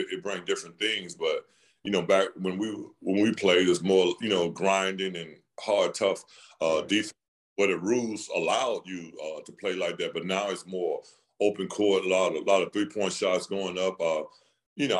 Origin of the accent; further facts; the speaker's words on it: Birmingham, Alabama, United States; I'm from Birmingham